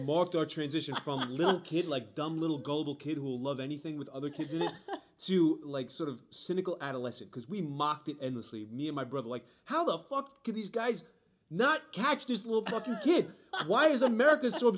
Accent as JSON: {"language": "English", "region": "New York", "country": "United States", "said": "I'm from New York"}